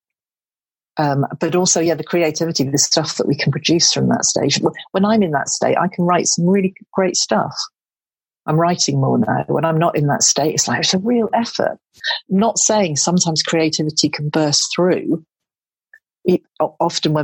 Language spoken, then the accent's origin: English; Devon, South West England, United Kingdom; moved away; I'm from Devon